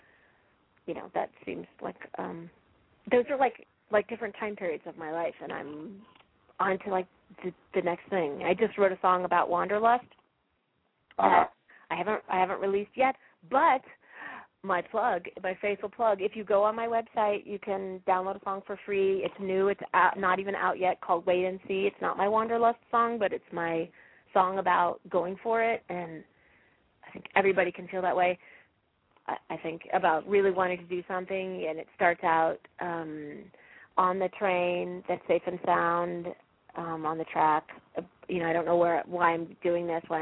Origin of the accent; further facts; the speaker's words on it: Fort Collins, Colorado, United States; moved away; I grew up in Fort Collins.